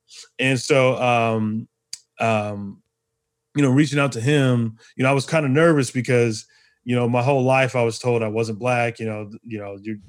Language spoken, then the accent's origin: English; Arizona, United States; I think about, you know, growing up in Arizona, you know, it was predominantly white.